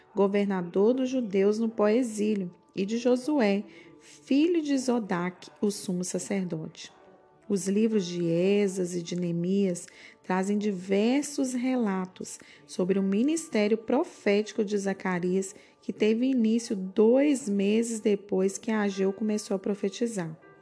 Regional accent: Brazil; para nós, como brasileiros

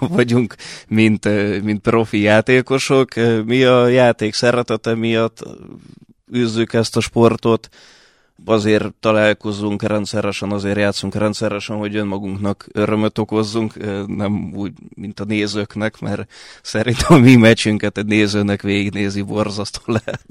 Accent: Hungary; also born or lived in Budapest / Russia; gyerekkorom óta itt élek, eh, itt jártam általános iskolába, középiskolába, főiskolára

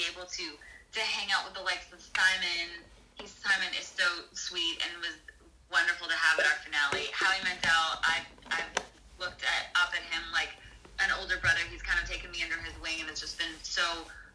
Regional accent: Calgary, Alberta, Canada; moved away as an adult; now in Nashville, United States; Growing up in Calgary was definitely a hockey town.

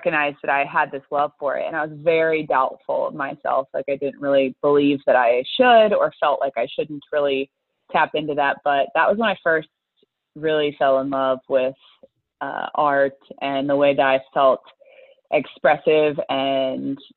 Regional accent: the South, United States; I grew up in the South.

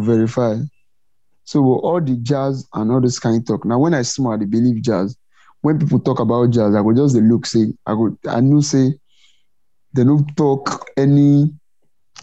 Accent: Anambra, Nigeria; I'm a Nigerian

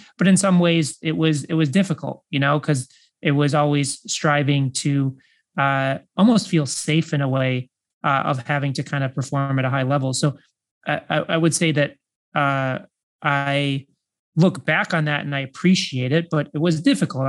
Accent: Chicago, Illinois, United States; I grew up in the Midwest and I was born in Chicago

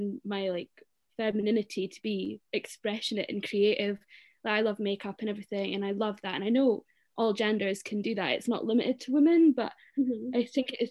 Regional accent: Aberdeen, Scotland, United Kingdom; I am 22 years old and I'm from Aberdeen

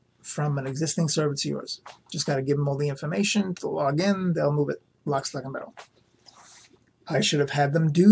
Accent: New York City, New York, United States; growing up in New York City

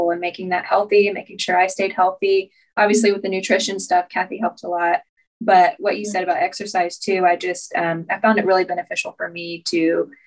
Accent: Abilene, Texas, United States; We're from Abilene, Texas.

